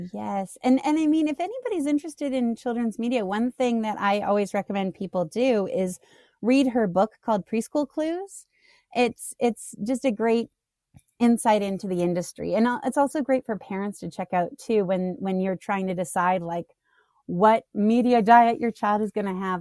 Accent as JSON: {"language": "English", "country": "Canada", "tie": "born or raised there", "moved": "yes", "lives_now": "United States", "said": "I grew up in Canada, so, um, I, I have the rare, uh, issue of being in the States"}